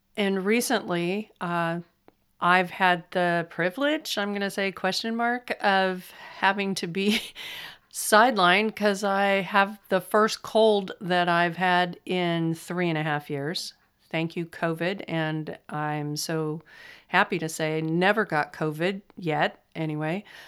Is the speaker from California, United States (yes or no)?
yes; California, United States; accent: flat; I'm from California and we have flat accents